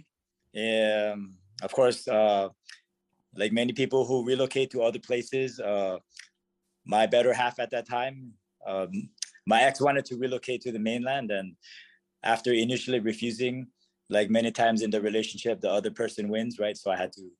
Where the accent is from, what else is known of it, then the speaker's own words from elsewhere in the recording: Hawaii, United States; moved away as an adult; also born or lived in Honolulu, Hawaii; now in Bellevue, United States; I'm from Hawaii originally, and before I moved up here